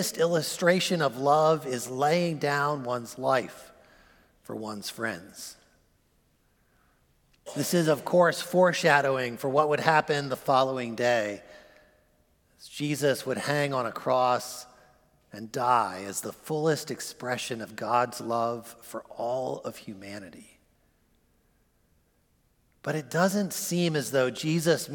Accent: United States; As American Christians

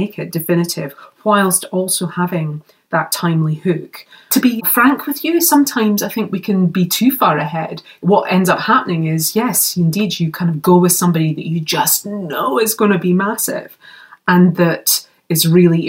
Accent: Scotland, United Kingdom; as a Scottish girl.

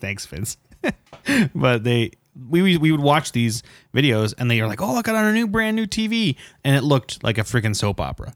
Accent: Indiana, United States; we're from Indiana

